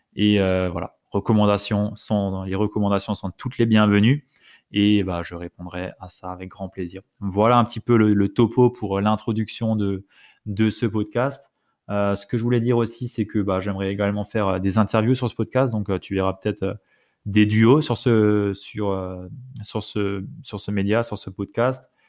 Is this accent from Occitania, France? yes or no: no; Alsace, Grand Est, France; je viens d'Alsace